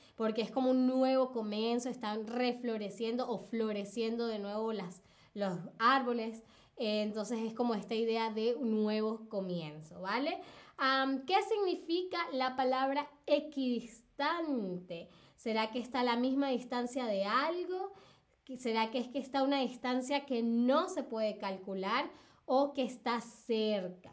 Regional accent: Caracas, Capital District, Venezuela; now in Berlin, Germany; en Caracas, donde, de donde vengo yo en Venezuela

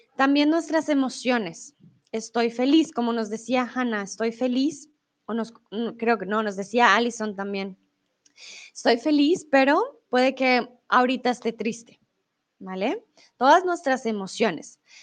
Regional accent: Colombia; soy de Colombia

